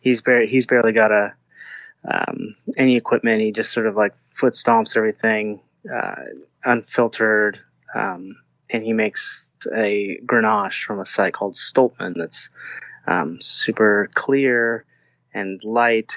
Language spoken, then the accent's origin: English; Southern California, United States; I grew up in Southern California